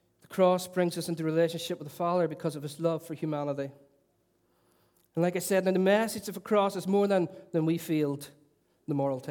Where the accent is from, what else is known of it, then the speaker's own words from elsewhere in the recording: Derry, Northern Ireland, United Kingdom; I was a young boy growing up in Lincoln Courts in Stoke City, capital of culture